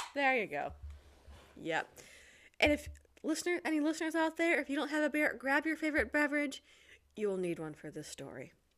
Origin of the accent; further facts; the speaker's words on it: Detroit, Michigan, United States; moved away as an adult; now in Poland; I am originally from the Detroit area, and I've got a YouTube channel, …